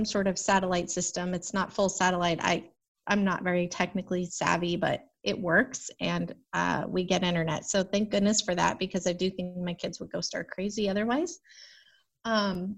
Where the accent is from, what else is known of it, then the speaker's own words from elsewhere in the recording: Arizona, United States; moved away as an adult; also born or lived in Phoenix; I'm from Arizona. It's brown